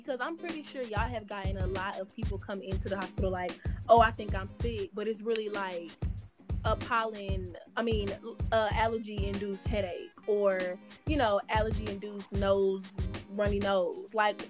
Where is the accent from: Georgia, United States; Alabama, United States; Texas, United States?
Georgia, United States; Atlanta; I'm from Atlanta, but I wasn't born there